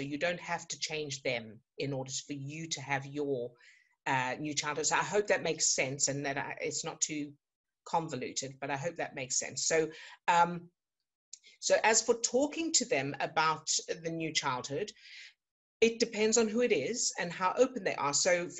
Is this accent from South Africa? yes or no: yes; South Africa; I was born into a circus family, that, you know, I grew up in South Africa, and there was a lot of moving around